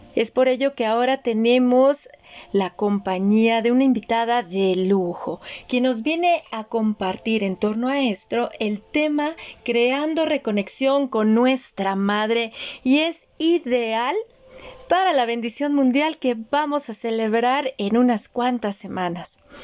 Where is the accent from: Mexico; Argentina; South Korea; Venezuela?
Mexico; yo apenas soy una segunda generación nacida en México, pero no de madres mexicanas, sino de madres austriacas